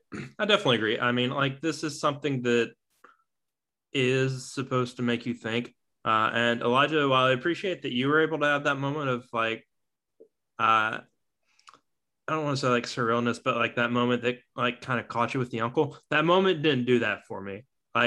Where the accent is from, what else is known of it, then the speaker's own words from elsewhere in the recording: United States; Maybe I'm too American or whatever, or too in my American ways, my Western culture